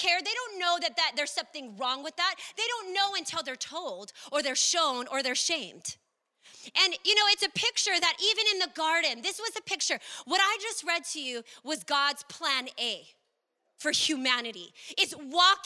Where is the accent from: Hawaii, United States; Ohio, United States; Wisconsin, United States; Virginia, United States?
Hawaii, United States; Maui; growing up in Maui